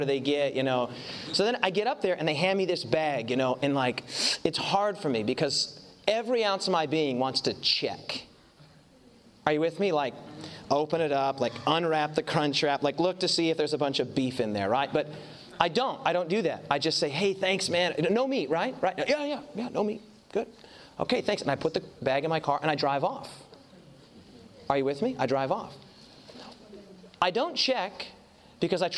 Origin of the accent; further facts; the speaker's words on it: United States; I'm from the States